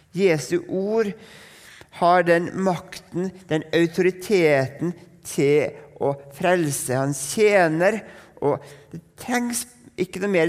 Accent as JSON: {"language": "Norwegian", "country": "Norway", "said": "for nordmenn"}